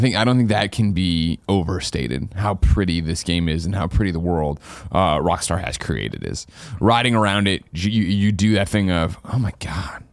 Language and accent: English; United States; I'm super American